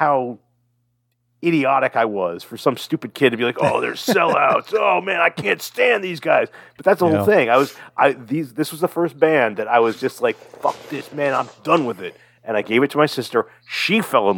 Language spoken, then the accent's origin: English; Fairfax, United States; we are from Fairfax